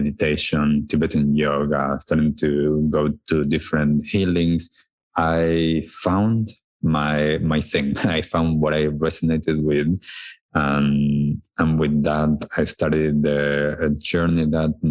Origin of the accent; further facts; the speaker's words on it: Buenos Aires, Argentina; I was born in Buenos Aires in Argentina. I was born to a wonderful family, wonderful parents, siblings, grandparents. It was a really nice childhood.